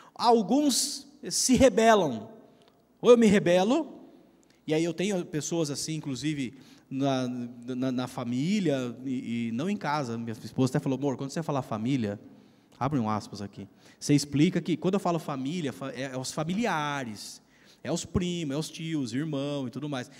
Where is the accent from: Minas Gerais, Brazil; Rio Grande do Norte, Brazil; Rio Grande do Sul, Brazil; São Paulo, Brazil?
São Paulo, Brazil; Piracicaba; moved away as an adult; also born or lived in Curitiba; eu sou de Piracicaba, né? a gente é daqui, nós, nossa família, tudo tal